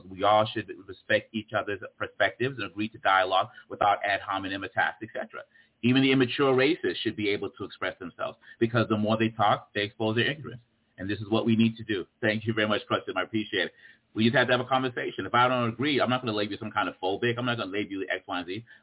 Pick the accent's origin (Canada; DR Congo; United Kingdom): DR Congo; also born or lived in Boston, United States; I was born and raised in the Congo. I wasn't born, you know, I grew up in the Congo and in Boston on the East Coast.